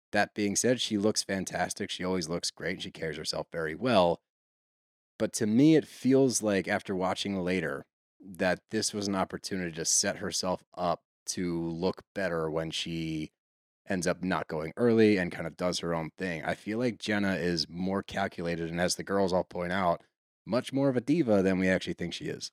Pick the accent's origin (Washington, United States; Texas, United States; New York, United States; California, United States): Texas, United States; I'm from Texas